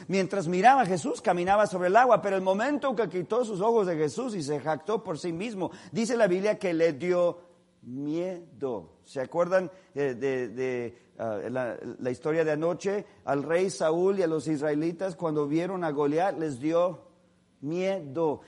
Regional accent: California, United States; nosotros somos de California

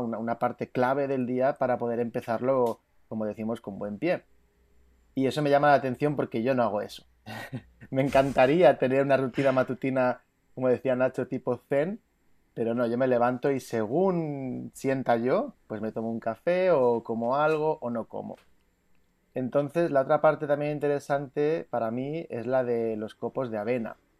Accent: Palma, Balearic Islands, Spain; now in Greece; soy de, de Mallorca, de Palma de Mallorca, que normalmente vivo en Grecia.

